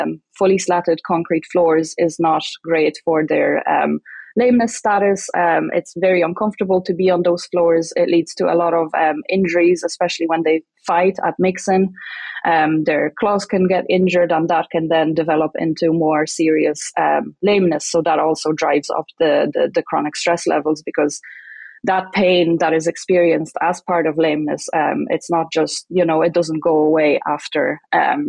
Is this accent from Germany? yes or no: no; Ireland; moved away as an adult; now in Saskatchewan, Canada; I'm from Ireland